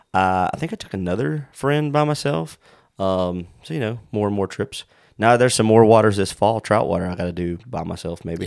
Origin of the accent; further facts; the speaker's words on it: South Carolina, United States; moved away; the rivers we grew up in down in South Carolina